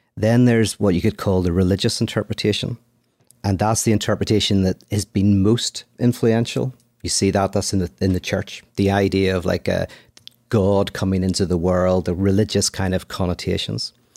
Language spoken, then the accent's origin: English; Belfast, Northern Ireland, United Kingdom; now in Los Angeles, United States; I'm from Ireland, from Belfast, live in Los Angeles